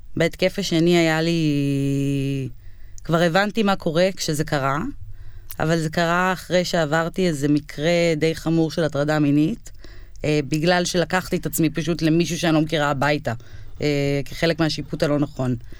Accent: United States; now in Israel; אני במקור, כאילו, מארצות הברית, נולדתי בארצות הברית

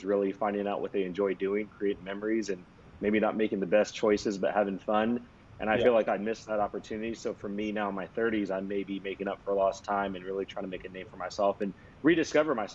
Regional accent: Sacramento, California, United States; I'm from Sacramento, California, grew up here my whole life

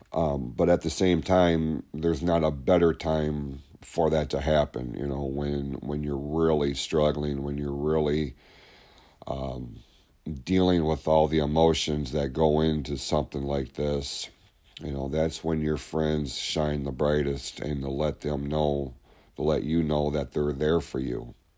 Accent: Hadley, United States; we grew up in Hadley

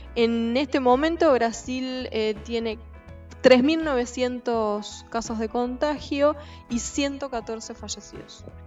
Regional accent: Argentina; nuestra Argentina

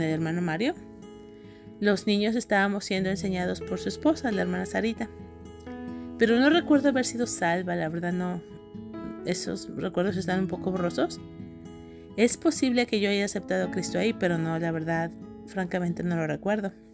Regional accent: Guadalajara, Jalisco, Mexico; en la ciudad donde yo crecí, en Guadalajara, Jalisco, México

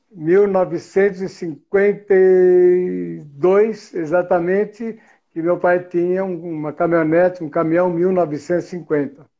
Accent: São Paulo, Brazil; moved away as an adult; now in Campinas, Brazil; Estou em Campinas hoje, estou na minha empresa eu sou de São Paulo, Vila Madalena. Sou o primeiro mora morador da Vila Madalena

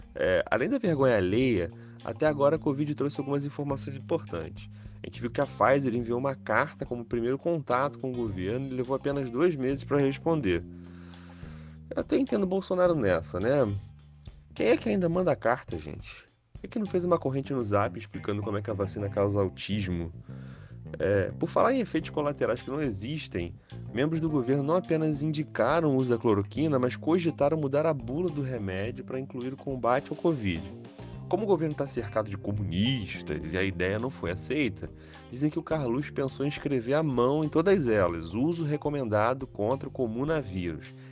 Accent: Rio de Janeiro, Brazil; eu sou carioca

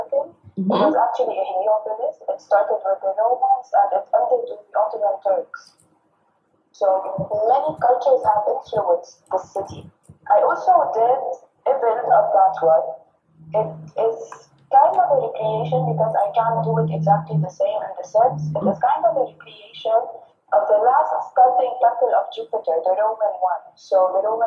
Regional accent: Lebanon; I am from Lebanon. And I live in Lebanon

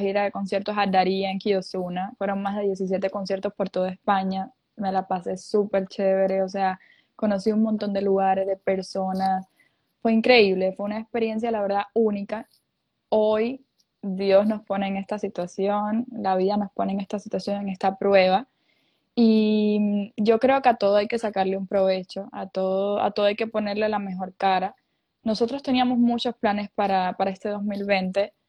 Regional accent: Cuba; moved away as an adult; also born or lived in Ecuador; now in Miami, United States; Yo soy cubana para los que no saben. Eh, en Cuba yo creo que desde, chiquitos nos inculcan esa eh, esa, razón de música

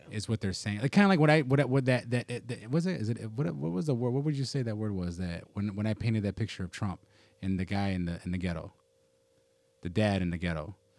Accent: United States; as an American

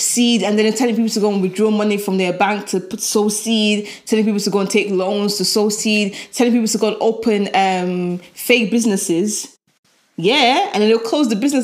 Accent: Birmingham, West Midlands, United Kingdom; accent: Birmingham; I'm from Birmingham

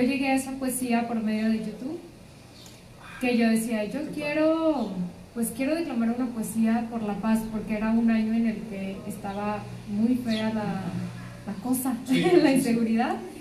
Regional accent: Linares, Nuevo León, Mexico; now in Monterrey, Mexico; Yo soy de Linares.

